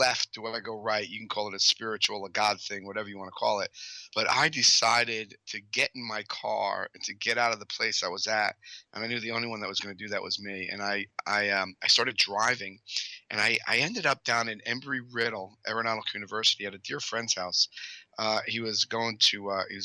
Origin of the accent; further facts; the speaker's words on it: Paterson, New Jersey, United States; I grew up outside of Paterson, New Jersey.